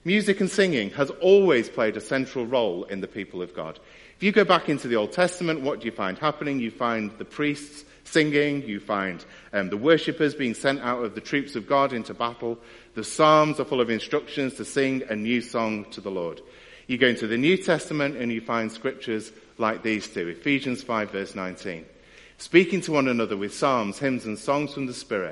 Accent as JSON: {"language": "English", "country": "United Kingdom", "said": "as British people"}